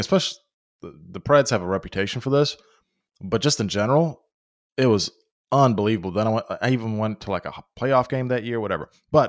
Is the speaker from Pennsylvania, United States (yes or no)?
yes; Pennsylvania, United States; So, but my original point of growing up in Western Pennsylvania, you know, close to Ohio, close to West Virginia.